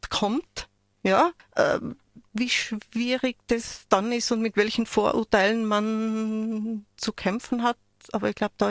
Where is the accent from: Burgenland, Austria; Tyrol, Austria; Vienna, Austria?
Tyrol, Austria; Innsbruck; Ich, ich meine, ich komme aus Innsbruck, ja, und dann hat es mir, ja, wo aus Innsbruck? Ja, und wenn man dann sagt, Hötting